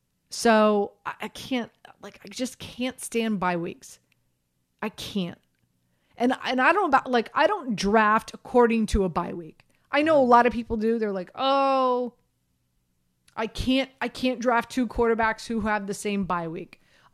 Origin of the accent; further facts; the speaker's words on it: Miami, Florida, United States; So I grew up in Miami, Florida.